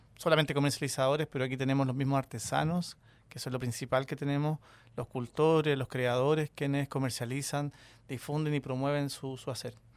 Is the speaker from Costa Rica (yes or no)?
no; Chile; nosotros como, chilenos